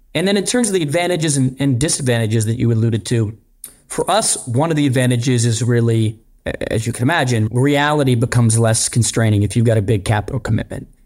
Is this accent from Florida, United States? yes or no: no; Pittsburgh, Pennsylvania, United States; moved away; I grew up in Pittsburgh